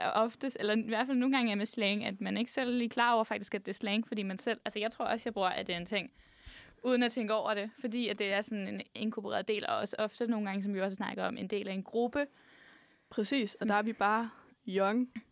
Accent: Frederiksberg, Capital Region of Denmark, Denmark; Jeg er fra Frederiksberg.

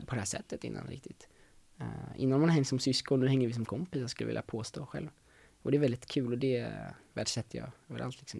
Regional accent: Solna, Stockholm County, Sweden; jag är uppväxt i, i Stockholm, i Solna

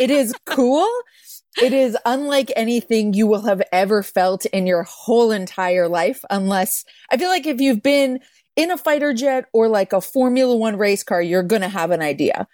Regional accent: Calgary, Alberta, Canada; I grew up in Calgary

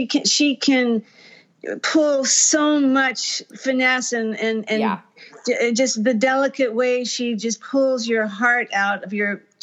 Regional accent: Texas, United States; well, when I came from Texas, I had rejected all country music, and basically because my mom was in …'s fan club

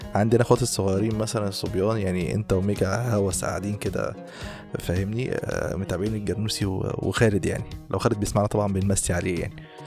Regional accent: Egypt; احنا كمصريين

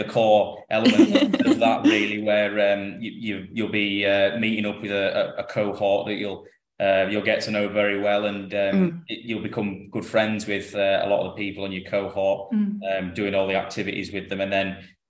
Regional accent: Lake District, North West England, United Kingdom; moved away as an adult; also born or lived in Cardiff; I'm from the Lake District in the north of England, so it's about 300 miles to where I work now

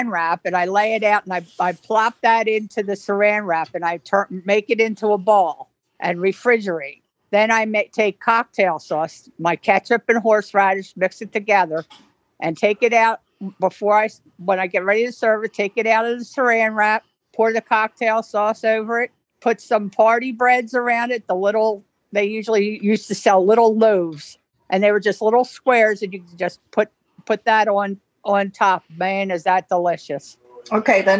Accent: Orlando, Florida, United States; I am from Orlando, Florida, the Sunshine State.

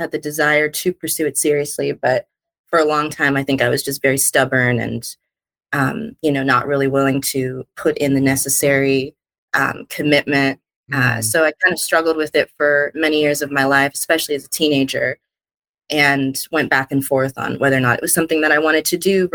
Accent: Los Angeles, California, United States; also born or lived in Pasadena; So I am from Los Angeles, born and raised.

